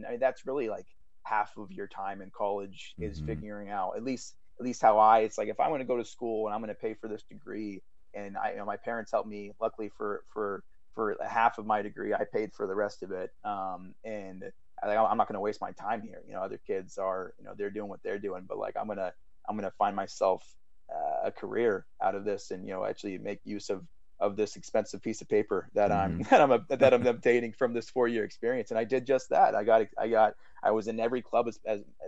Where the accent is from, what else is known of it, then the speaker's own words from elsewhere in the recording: small town on the West Coast, United States; moved away as an adult; now in New York, United States; it was 400 people in my hometown. We had one traffic light.